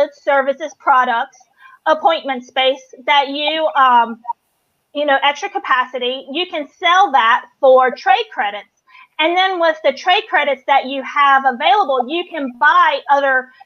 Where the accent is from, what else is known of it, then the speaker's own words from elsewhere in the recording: North Carolina, United States; moved away as an adult; I'm from North Carolina, and I've been out here 11 and a half years.